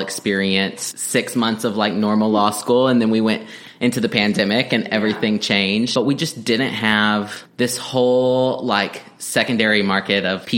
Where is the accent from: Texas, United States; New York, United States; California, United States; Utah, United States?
Texas, United States; Texas panhandle, United States; also born or lived in Stillwater, Oklahoma / Washington, D.C.; now in Oklahoma, United States; I'm from Texas originally, a small town in the panhandle of Texas. I went to school here in Oklahoma, Oklahoma State in Stillwater